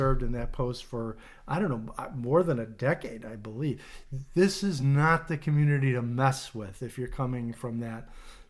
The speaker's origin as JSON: {"language": "English", "town": "Oak Park", "region": "Illinois", "country": "United States", "tie": "born or raised there", "said": "our former hometown of Oak Park, which is where I grew up"}